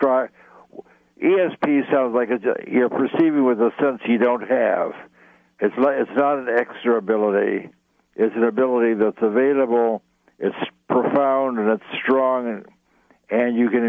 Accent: New York City, New York, United States; I grew up in New York City

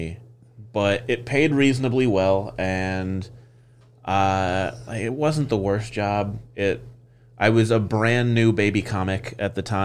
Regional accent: Champaign, Illinois, United States; moved away as an adult; I was back in my hometown, Champaign, Illinois

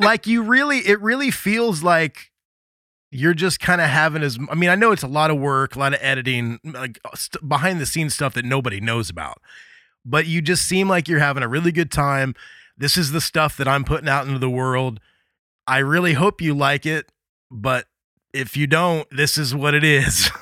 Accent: Midwest, United States; also born or lived in Indiana; I grew up in the Midwest

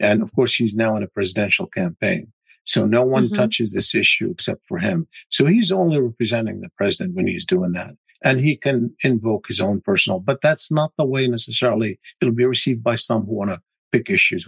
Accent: United States; I'm an American, obviously, and I'm looking at it through the prism. I'm an Arab American

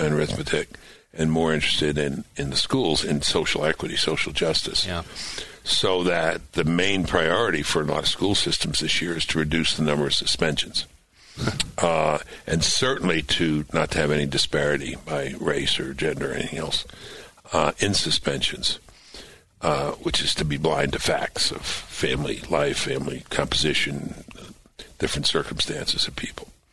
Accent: New York City, New York, United States; moved away; I grew up in New York

